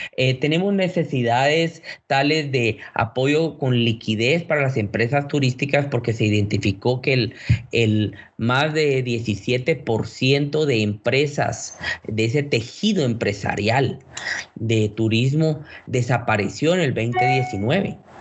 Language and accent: Spanish; Guatemala; como buenos guatemaltecos que somos